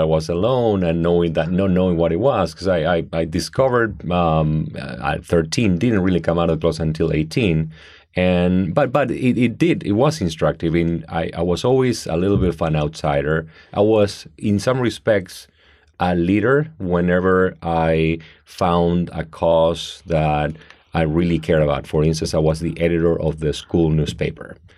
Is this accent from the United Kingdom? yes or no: no; Argentina; now in United States; I grew up in Argentina in a great um, traditional middle class family